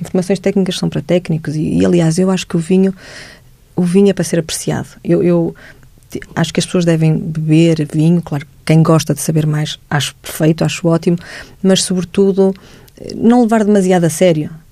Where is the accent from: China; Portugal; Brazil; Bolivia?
Portugal; eu era a menina que vinha de Portugal